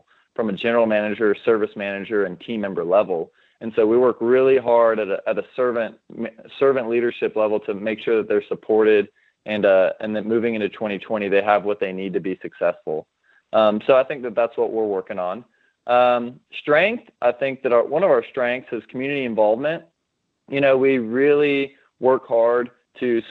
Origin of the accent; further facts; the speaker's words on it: Austin, Texas, United States; now in Dallas, United States; I was born and raised in Austin, Texas